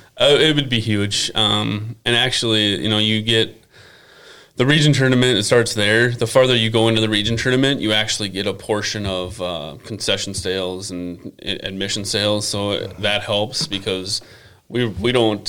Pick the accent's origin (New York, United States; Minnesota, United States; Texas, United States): Minnesota, United States; Buffalo; I grew up here in Buffalo